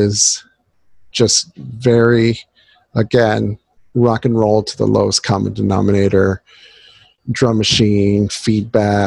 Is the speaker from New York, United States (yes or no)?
no; Southern California, United States; growing up in Southern California